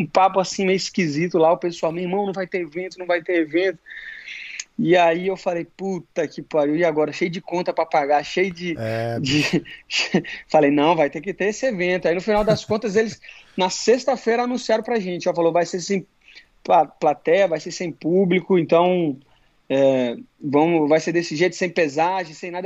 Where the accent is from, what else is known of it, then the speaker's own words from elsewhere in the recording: Brasília, Federal District, Brazil; moved away as an adult; now in Florida, United States; nasci em Brasília